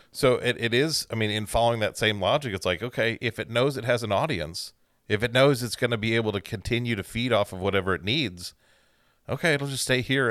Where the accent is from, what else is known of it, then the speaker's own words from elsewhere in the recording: Central Time Zone, United States; Growing up in the Central Time Zone